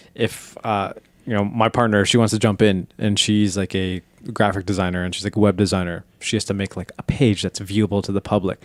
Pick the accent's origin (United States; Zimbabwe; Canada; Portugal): Canada; we're Canadian.